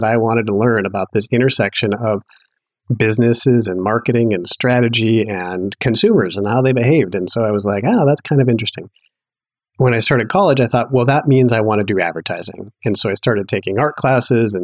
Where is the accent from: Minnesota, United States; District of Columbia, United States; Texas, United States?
Minnesota, United States; Duluth; moved away as an adult; also born or lived in Madison, Wisconsin / New York / Boulder; I actually grew up in Duluth, Minnesota